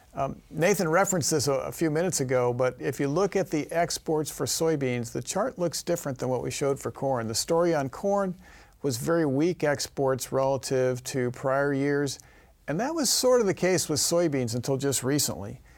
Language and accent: English; Missouri, United States; my home state, Missouri